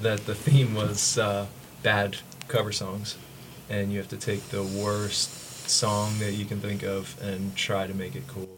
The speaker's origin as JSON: {"language": "English", "area": "Ocean County", "region": "New Jersey", "country": "United States", "said": "we're from Ocean County."}